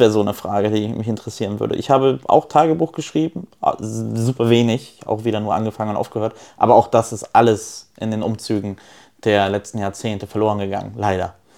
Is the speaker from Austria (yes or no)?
no; Neumünster, Schleswig-Holstein, Germany; also born or lived in Poland; Ich bin ja nicht in Kiel groß geworden, ich bin in Neumünster groß geworden